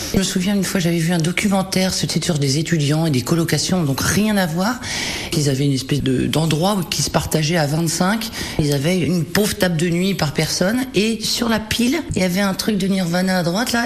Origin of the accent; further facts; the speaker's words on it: Paris, Île-de-France, France; quand on est parisien